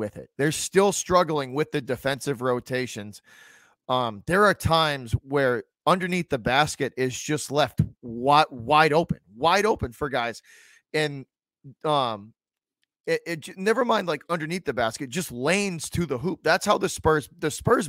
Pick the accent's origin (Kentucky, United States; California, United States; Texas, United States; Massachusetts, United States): Massachusetts, United States; Boston; my hometown, into Boston, Massachusetts.